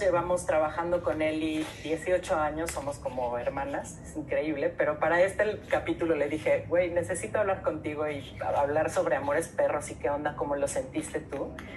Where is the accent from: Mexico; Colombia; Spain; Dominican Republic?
Mexico; Mexico City; somos todos de la Ciudad de México, todos somos citadinos y todos nos sentimos chilangos